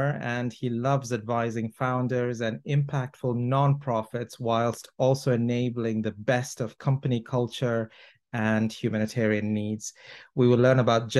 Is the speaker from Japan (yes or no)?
no; Toronto, Ontario, Canada; now in London, United Kingdom; I'm from Toronto